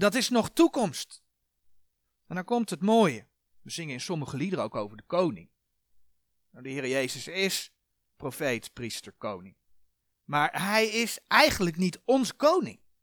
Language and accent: Dutch; Netherlands; fysiek zijn wij Nederlanders.